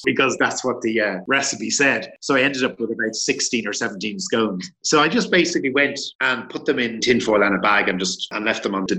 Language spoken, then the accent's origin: English; Dublin, Leinster, Ireland; moved away as an adult; now in Madrid, Spain; I'm originally from Dublin. I'm in Madrid since 2006.